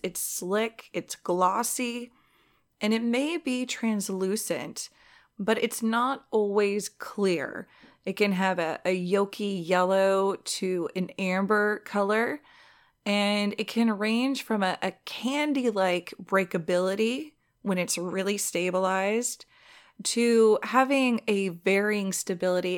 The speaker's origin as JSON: {"language": "English", "region": "Southern California", "country": "United States", "said": "I'm from Southern California."}